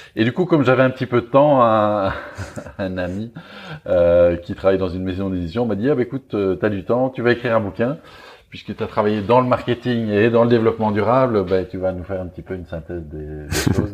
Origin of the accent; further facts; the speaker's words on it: Belgium; accent: Belgian; je suis belge, vous l'entendez sans doute un petit peu à mon accent